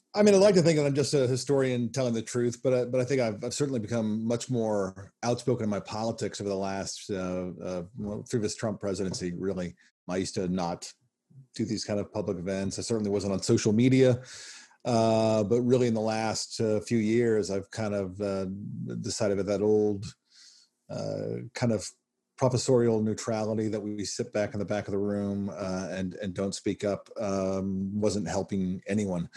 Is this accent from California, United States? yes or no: no; Nashville, Tennessee, United States; also born or lived in Kansas City, Missouri / North Carolina; lived there from when I was seven. So yeah, um, uh, by all effects, a, a Southerner